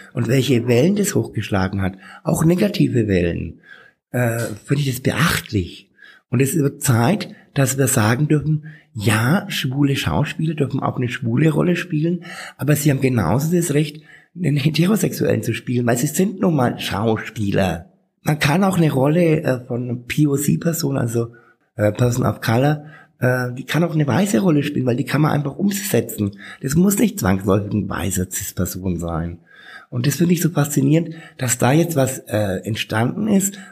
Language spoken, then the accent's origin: German; Bad Windsheim, Bavaria, Germany; now in Nuremberg, Germany; ich bin in Bad Windsheim aufgewachsen, ähm, das ist 50 Kilometer von hier